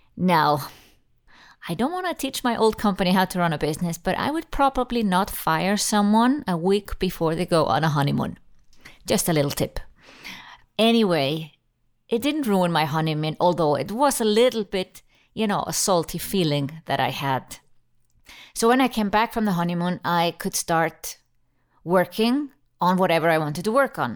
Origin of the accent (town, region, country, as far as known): Iceland; born or raised there; now in Switzerland